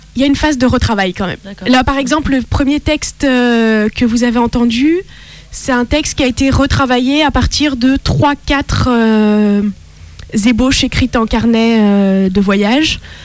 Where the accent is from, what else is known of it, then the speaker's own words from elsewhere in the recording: France; also born or lived in Italy / Lebanon; selon ma carte d'identité, je suis française mon cœur est italien